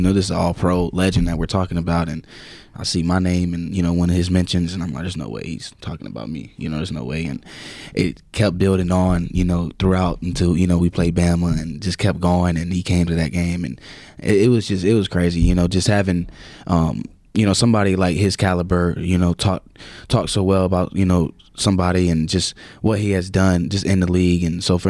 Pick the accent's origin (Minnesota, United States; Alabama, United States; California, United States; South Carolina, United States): South Carolina, United States; Yeah, it sucks. It's actually bad because I believe we should have a team. You know, we should have a NFL or NBA team in South Carolina, and we don't.